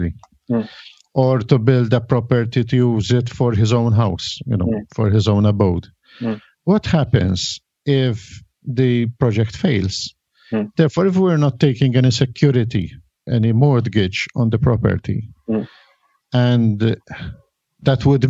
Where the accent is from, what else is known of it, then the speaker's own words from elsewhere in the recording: Malta; I come from Malta